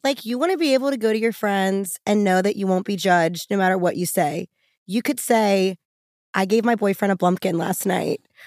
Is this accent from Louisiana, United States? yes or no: yes; New Orleans, Louisiana, United States; now in Los Angeles, United States; I'm from New Orleans, and I relocated to Los Angeles